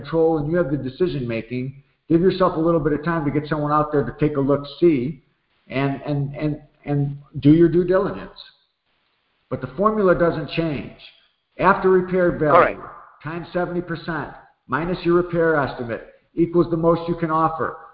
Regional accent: Chicago, Illinois, United States; moved away; I grew up over there. I was on 67th and South Shore

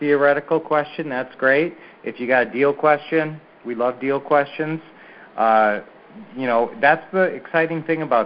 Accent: Minneapolis, Minnesota, United States; now in Phoenix, United States; Our original hometown, well, we were raised in Minneapolis area

